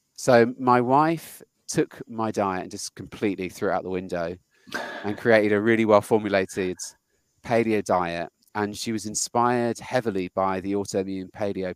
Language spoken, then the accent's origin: English; United Kingdom; moved away as an adult; now in United States; when I moved to the US. I'm British and I'm a software engineer